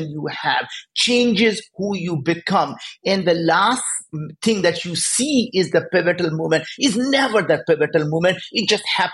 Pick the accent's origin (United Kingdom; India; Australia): India; moved away; we grew up in India. We were very poor